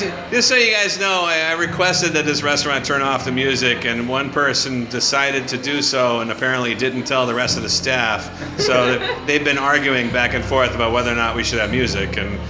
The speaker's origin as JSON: {"language": "English", "country": "United States", "lives_now": "Los Angeles, United States", "said": "I am American, and we barely speak English."}